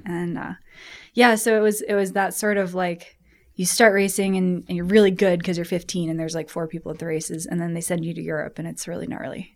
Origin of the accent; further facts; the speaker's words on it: Colorado, United States; I was born here in Colorado, grew up doing a lot of skiing and mountain biking